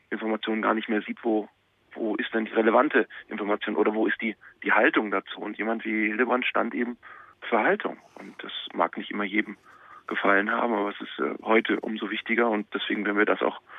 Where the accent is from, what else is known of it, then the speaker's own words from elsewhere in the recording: Munich, Bavaria, Germany; born there; geboren in München, also das hilft dem Dialekt jetzt auch nicht unbedingt.